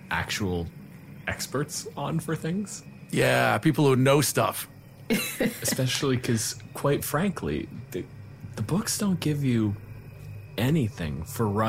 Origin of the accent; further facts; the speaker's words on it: Canada; My pronouns are he, him, and I'm a physicist from Canada.